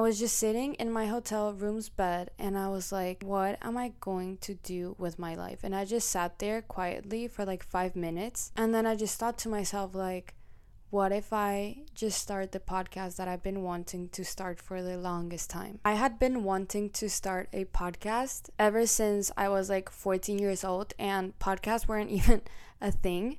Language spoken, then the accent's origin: English; Colombia; accent: Colombian; also born or lived in Mexico; now in United States; I was born in Mexico, and when I was very, very little, I moved to Colombia, where I was raised, and I lived there for, like, ten years.